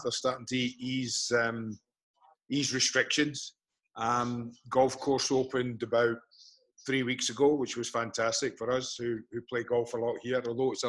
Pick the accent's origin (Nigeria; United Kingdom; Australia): United Kingdom; Glasgow, Scotland; I had three older brothers